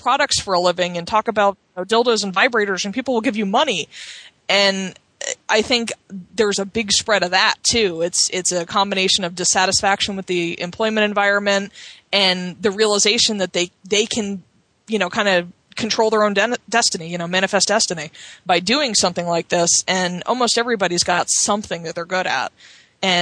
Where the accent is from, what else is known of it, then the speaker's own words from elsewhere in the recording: Cape May, New Jersey, United States; I grew up in Cape May in New Jersey